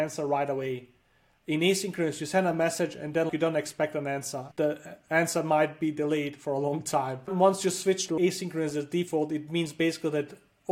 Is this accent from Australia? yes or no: no; Denmark; also born or lived in Bosnia; I was born in Bosnia in a small town called, it's where the Kingdom of Bosnia was thousands of years ago. It's a super small town. My family lived there for a long time. Then like a war came and we had to refugee. We went to Denmark and I grew up in Denmark, studied there and lived there for most of my life.